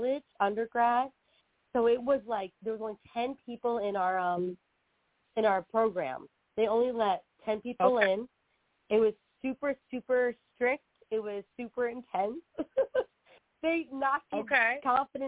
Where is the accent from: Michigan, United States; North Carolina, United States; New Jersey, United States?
New Jersey, United States; right outside Philadelphia; moved away as an adult; now in New York City, United States; So I'm originally from South Jersey, right outside Philadelphia